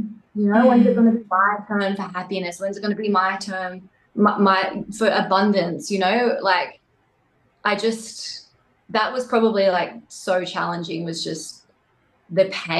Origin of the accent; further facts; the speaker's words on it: Wollongong, New South Wales, Australia; moved away as an adult; also born or lived in central Queensland; I actually ended up moving from Wollongong, that's where I'm originally from, to a farm that I bought into in central Queensland